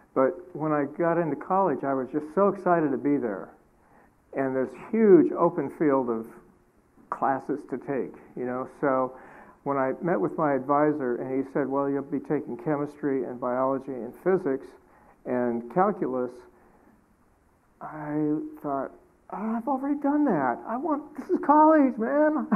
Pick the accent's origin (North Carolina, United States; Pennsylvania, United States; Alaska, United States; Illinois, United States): Alaska, United States; I was raised in Alaska on a homestead